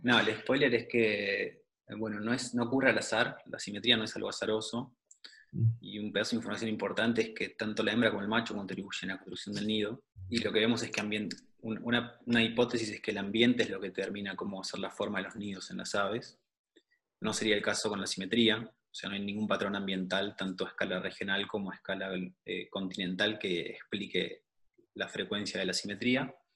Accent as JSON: {"language": "Spanish", "region": "Neuquén", "country": "Argentina", "also_born_or_lived": "Buenos Aires, Argentina / Germany", "moved": "as an adult", "lives_now": "Austria", "said": "yo soy de Neuquén, me fui para Buenos Aires a estudiar biología, eh, después del secundario."}